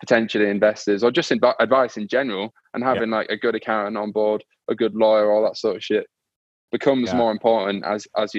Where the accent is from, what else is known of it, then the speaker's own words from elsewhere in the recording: York, Yorkshire and the Humber, United Kingdom; now in London, United Kingdom; I'm from York in the north